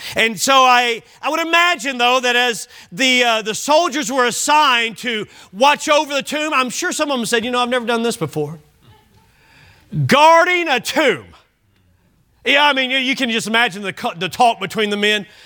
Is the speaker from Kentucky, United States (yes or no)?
yes; Bowling Green, Kentucky, United States; now in Oklahoma, United States; Bowling Green, my hometown